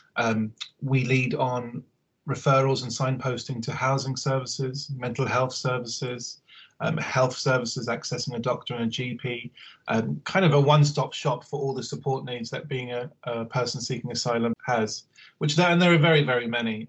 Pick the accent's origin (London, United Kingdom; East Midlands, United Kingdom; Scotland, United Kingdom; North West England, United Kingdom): London, United Kingdom; Harrow; I'm from Harrow, Northwest London